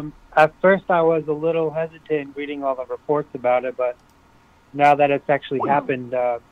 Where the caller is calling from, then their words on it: Florida, United States; from the Treasure Coast.